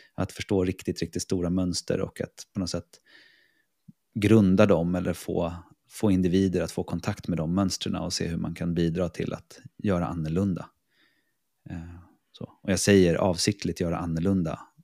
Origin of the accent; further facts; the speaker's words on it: Stockholm, Stockholm County, Sweden; moved away as an adult; also born or lived in Piteå; now in Reykjavik, Iceland; jag är från Stockholm, eh, för det mesta